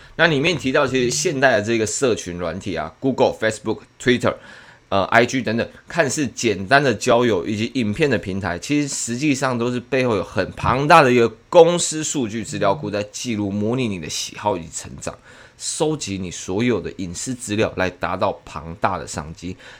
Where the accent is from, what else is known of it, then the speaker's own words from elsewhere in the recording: Taiwan; 我们台湾人